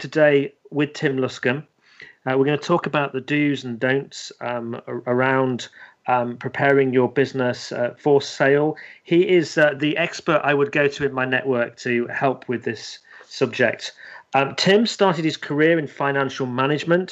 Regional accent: the north of England, United Kingdom; accent: northern; moved away as an adult; also born or lived in London; now in Leicestershire, United Kingdom; I'm actually from the north, so I say things like love and bath.

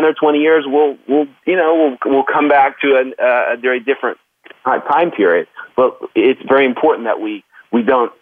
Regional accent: Oklahoma, United States; I grew up in Oklahoma

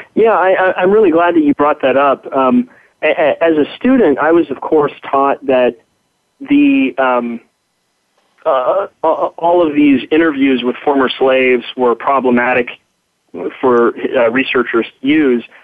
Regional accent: California, United States; I grew up in California

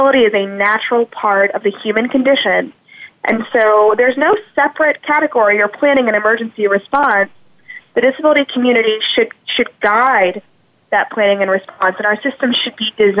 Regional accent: South Louisiana, United States; moved away; also born or lived in Houston; I'm originally from South Louisiana, so one of my earliest memories is actually of Hurricane Andrew

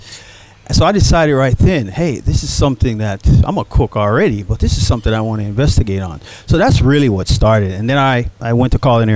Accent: Dallas, Texas, United States; because I'm from Dallas, Texas, okay, born and raised.

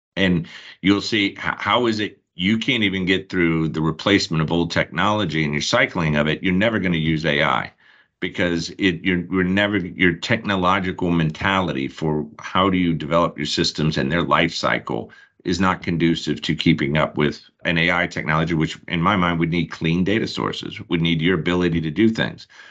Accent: Charlotte, North Carolina, United States; We're both from the Charlotte area

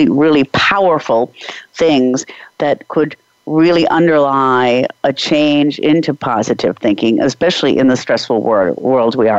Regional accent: Czechia; I'm from the Czech Republic

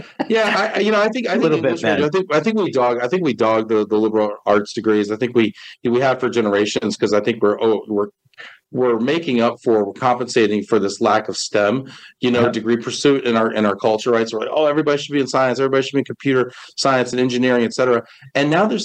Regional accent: White Plains, New York, United States; moved away as an adult; also born or lived in Albany, New York; now in Dallas, United States; I was born in Dallas, Texas, but I grew up in White Plains, New York

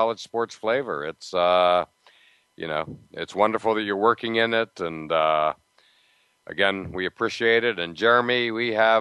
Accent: near Pittsburgh, Pennsylvania, United States; moved away; I grew up near Pittsburgh

